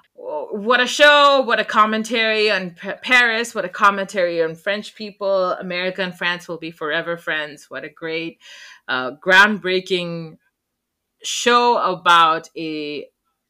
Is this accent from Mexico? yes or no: no; Oman; I grew up in Oman.